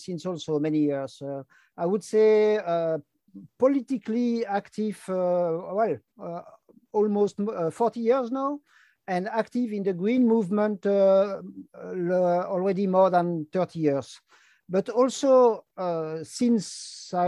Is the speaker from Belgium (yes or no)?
yes; Brussels, Brussels-Capital Region, Belgium; first language French; English is a second language; I'm from Brussels, Belgium. Like you can hear, my first language is French, second language is Dutch